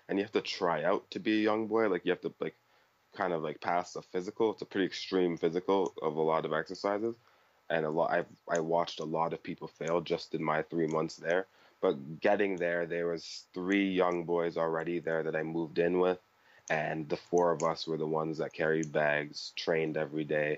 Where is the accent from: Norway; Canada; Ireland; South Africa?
Canada; I'm from Canada.